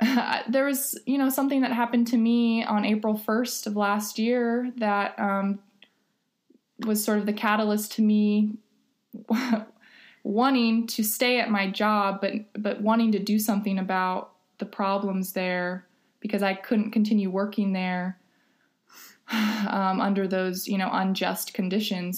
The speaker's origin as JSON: {"language": "English", "town": "Los Angeles", "region": "California", "country": "United States", "moved": "as an adult", "lives_now": "Ithaca, United States", "said": "I am originally from Los Angeles, California, and I moved to Ithaca in 2010"}